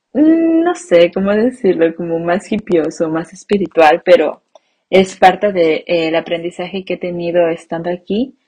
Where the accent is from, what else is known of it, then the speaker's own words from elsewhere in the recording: Mexico; first language Spanish; moved away as an adult; mi identidad como mexicana